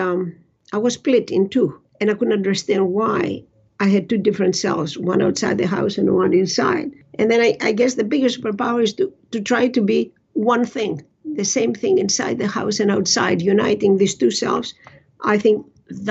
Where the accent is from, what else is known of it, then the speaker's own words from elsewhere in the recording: Greece; now in Canada; I was born in Greece and all of that. I left a different world there when I came to Canada.